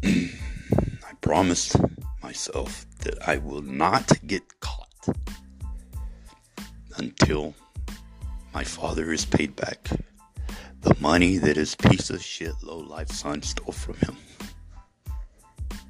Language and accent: English; Ozona, Texas, United States; my hometown